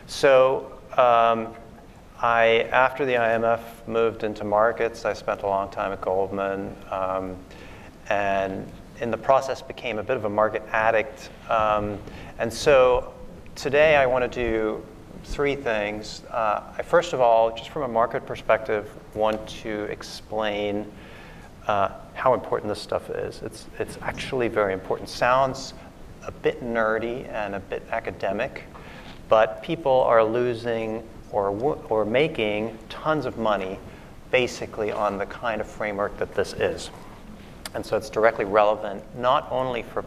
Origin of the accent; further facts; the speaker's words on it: Germany; moved away; I'm originally from Germany